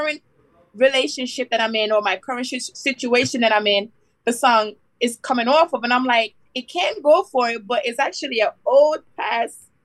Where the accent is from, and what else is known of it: Miami, Florida, United States; born or raised there; also born or lived in Westmoreland, Jamaica